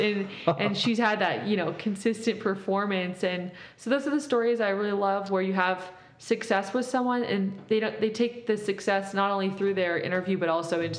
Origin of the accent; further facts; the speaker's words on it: Mexico; moved away; also born or lived in Compton, California, United States; growing up in Mexico and then moving to Compton and then going to Cal